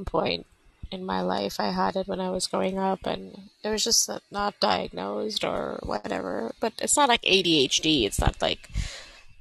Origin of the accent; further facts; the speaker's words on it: Canada; Born and bred from Canada. All my life lived here.